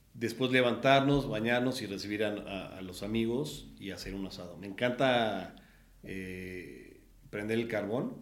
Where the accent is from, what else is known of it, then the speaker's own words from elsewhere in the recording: Puebla, Mexico; moved away as an adult; now in Mexico City, Mexico; nací en el Distrito Federal un 10 de agosto del 80 y a los 8 años nos fuimos a vivir a Puebla por temas de trabajo de mi papá